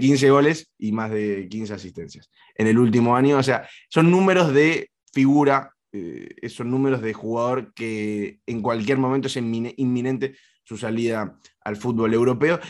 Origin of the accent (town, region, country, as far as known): Argentina